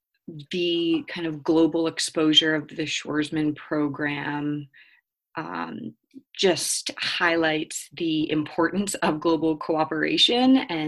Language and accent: English; Helena, Montana, United States; I'm currently in my hometown of Helena, Montana, where I've been for a couple months now since coming home from the Shoresman Scholars Program.